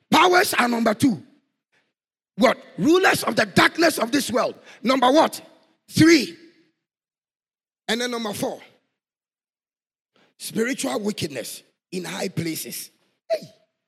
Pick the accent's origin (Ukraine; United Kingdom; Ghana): Ghana; Boku, my hometown.